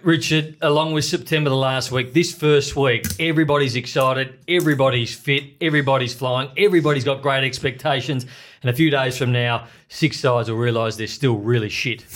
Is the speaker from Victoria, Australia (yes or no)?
yes; Eaglehawk, Victoria, Australia; I grew up in Eagle Hawk